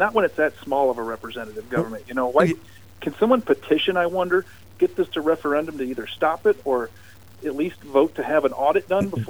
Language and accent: English; Fostoria, Ohio, United States; now in Watertown, United States; I'm from Faustoria, Ohio. It's in northwest Ohio, south of Bowling Green, next to Finland.